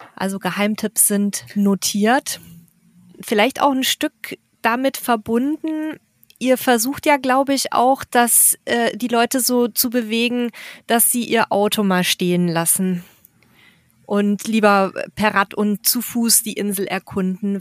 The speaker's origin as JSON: {"language": "German", "region": "Bavaria", "country": "Germany", "said": "ich komme ja aus Bayern"}